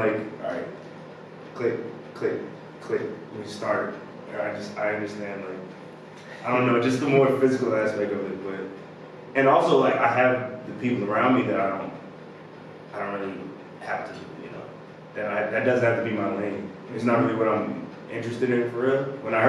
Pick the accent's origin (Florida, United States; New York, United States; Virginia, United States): Virginia, United States; Chesapeake; also born or lived in Richmond / North Carolina / Texas / California; I'm from Chesapeake. Oh, I was born in Richmond. Moved to Chesapeake. Born in Richmond. Moved to North Carolina. Durham. Then moved to Chesapeake. Then moved to Texas. Then moved to Cali. Then moved back to Chesapeake.